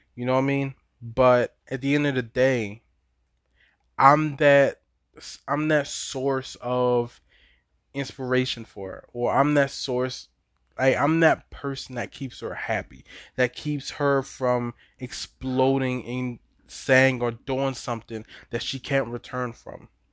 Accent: Baltimore, Maryland, United States; I'm from Baltimore, born and raised

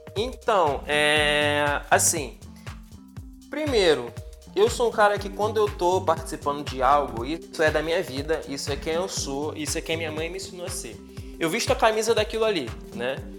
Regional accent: Rio de Janeiro, Brazil; also born or lived in São João de Meriti / São Paulo; Sou de São João de Meriti, criado em Bangu

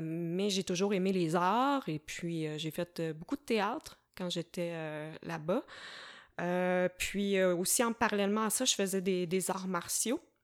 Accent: Varennes, Quebec, Canada; moved away as an adult; also born or lived in Sherbrooke; je suis originaire de la rive sud de Montréal. Euh, j'ai grandi à Varennes

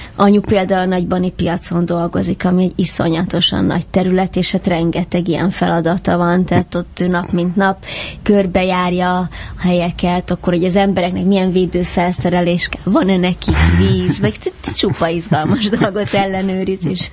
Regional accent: Budapest, Hungary; Pesti vagyok, ezt sokszor megkérdőjelezik, vagy ez felszokott merülni, hogy vidéki vagyok, hogy talán van valami íze a beszédemnek, de tőzsgyökeres 18. kerületi vagyok.

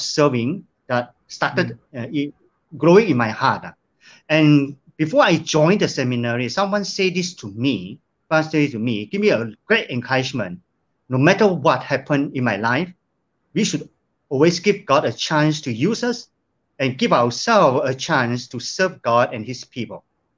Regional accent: Sandakan, Sabah, Malaysia; moved away as an adult; now in Kota Kinabalu, Malaysia; moving back to my hometown, Sandakan.

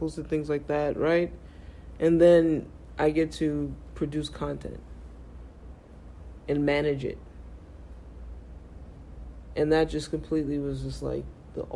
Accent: New York City, New York, United States; I'm from Brooklyn. I'm 19.

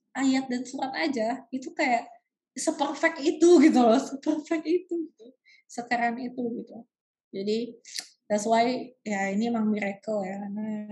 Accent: Indonesia; kita di Indonesia kita bilangnya ayat dan surat

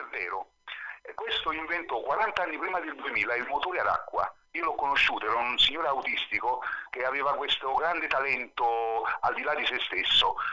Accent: Naples, Campania, Italy; moved away as an adult; now in Alghero, Italy; io sono di Napoli centro

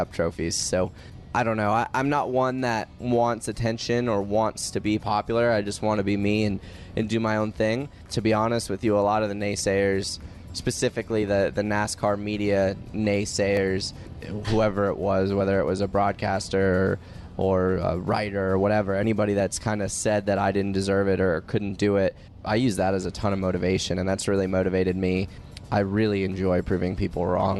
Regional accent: Tucson, Arizona, United States; moved away; also born or lived in North Carolina; I'm from Tucson

